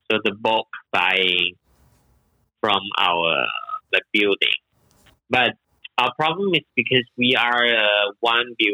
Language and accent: English; Malaysia; moved away as an adult; now in Shanghai, China; I'm originally from Malaysia and I came to Shanghai like 12 years ago.